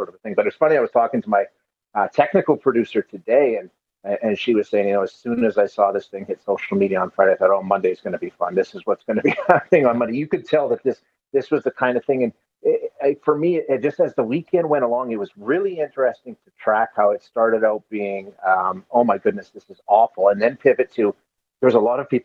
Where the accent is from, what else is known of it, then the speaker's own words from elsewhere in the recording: Alberta, Canada; I'm born and raised in Alberta